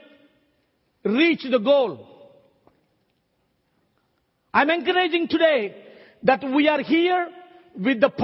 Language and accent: English; South India, India; I came from South India